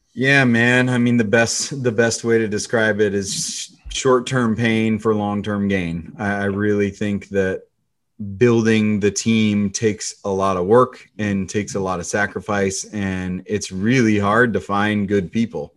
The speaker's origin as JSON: {"language": "English", "area": "the Northwest", "region": "Pacific Northwest", "country": "United States", "tie": "born or raised there", "said": "I grew up in the Northwest."}